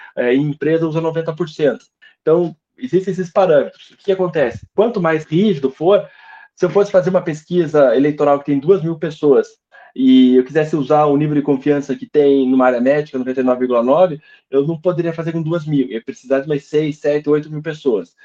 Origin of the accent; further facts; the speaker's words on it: South Region, Brazil; aqui a gente é do Sul